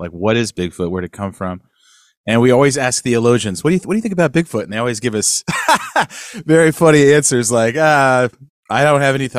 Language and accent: English; Sacramento, California, United States; now in Nashville, United States; We're California boys, too. I grew up in Sacramento.